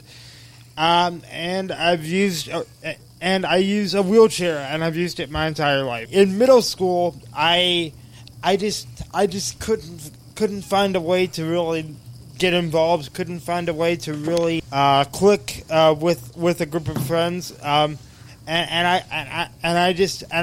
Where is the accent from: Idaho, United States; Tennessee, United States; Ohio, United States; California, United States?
Ohio, United States; Cleveland Heights; I've lived in Cleveland Heights all my life.